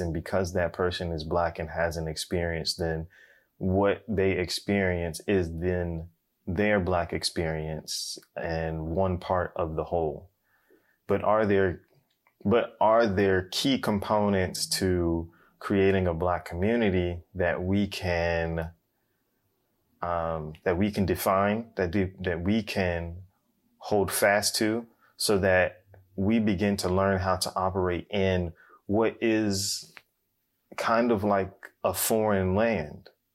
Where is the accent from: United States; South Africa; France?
United States; I'm, I'm African American